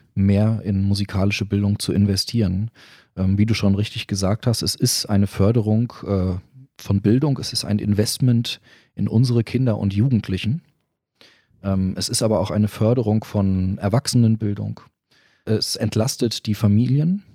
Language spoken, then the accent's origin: German; Bad Nauheim, Hesse, Germany; also born or lived in United States / Netherlands / Mecklenburg-Western Pomerania; now in Friedberg, Germany; ich bin gebürtiger Bad Nauheimer, mhm. bin dort geboren